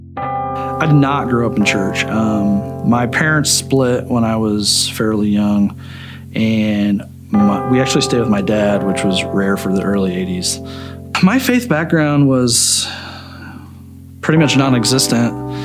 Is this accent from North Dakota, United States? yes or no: no; Shelbyville, Illinois, United States; moved away as an adult; also born or lived in Effingham, Illinois; now in Champaign, United States; I'm from Shelbyville, Illinois originally, but I live in Champaign and have kind of lived all over the country.